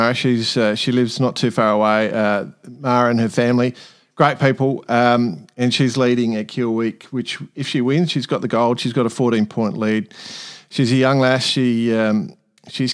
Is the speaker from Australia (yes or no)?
yes; Australia; we're Australian